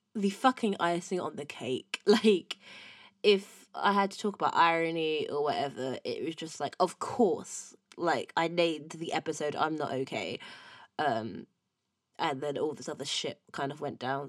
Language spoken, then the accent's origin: English; Windsor, South East England, United Kingdom; I'm not from London, from Windsor.